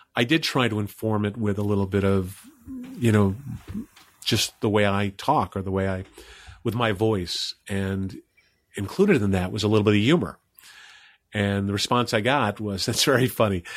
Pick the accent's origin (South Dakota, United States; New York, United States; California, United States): New York, United States; Old Bethpage; the only other actor to come out of my hometown, which is Old Beth Page, Long Island